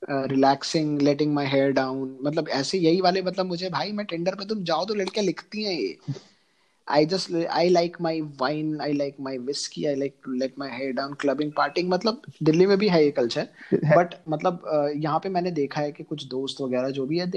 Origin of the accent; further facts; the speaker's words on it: Delhi, India; मैं दिल्ली से हूँ वो यूनियन टेरिटरी है वहाँ पे दारू आती है सस्ती